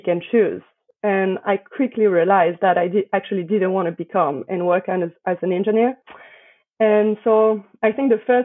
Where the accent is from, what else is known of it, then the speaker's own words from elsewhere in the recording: Paris, Île-de-France, France; accent: French; English is a second language; moved away; I was born in Paris, raised in Paris